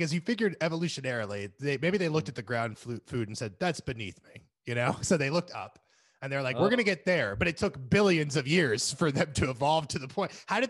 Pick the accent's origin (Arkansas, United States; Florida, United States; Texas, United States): Florida, United States; now in California, United States; We grew up in Florida, and especially a part of Florida that still had some farmland next to it.